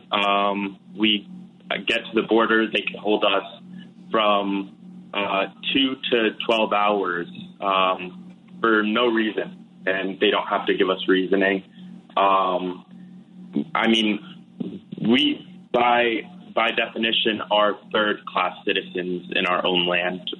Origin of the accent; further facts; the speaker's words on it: Florida, United States; also born or lived in West Bank; I was born in South Florida. Um, I spent most of my time growing up either uh, in the U.S., kind of sort of between the U.S. and between the West Bank, Palestine.